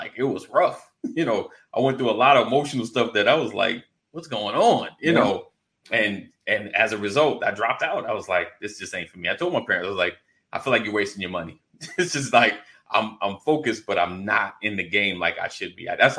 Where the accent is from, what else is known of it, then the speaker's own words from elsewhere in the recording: New York, United States; moved away as an adult; also born or lived in South Carolina; Because I was in South Carolina. I went to South Carolina State University. But I'm from New York.